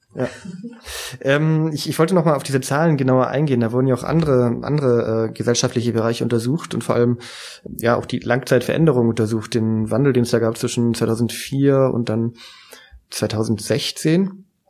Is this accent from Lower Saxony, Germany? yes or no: no; Baden-Württemberg, Germany; moved away; ich bin im Südwesten aufgewachsen.